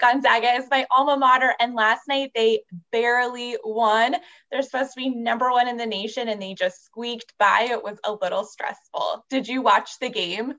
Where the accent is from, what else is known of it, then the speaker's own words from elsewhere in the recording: San Jose, California, United States; It's my hometown, San Jose, California